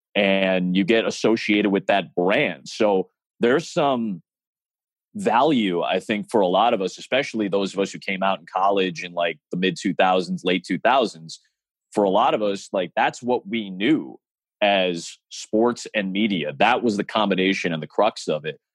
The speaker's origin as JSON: {"language": "English", "town": "Chicago", "region": "Illinois", "country": "United States", "tie": "born or raised there", "said": "it's my hometown"}